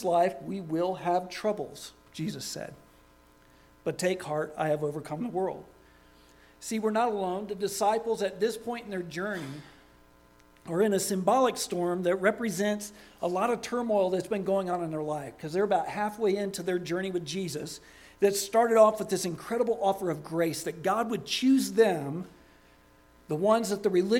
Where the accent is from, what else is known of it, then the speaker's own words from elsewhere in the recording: Daytona Beach, Florida, United States; I grew up in Daytona Beach, Florida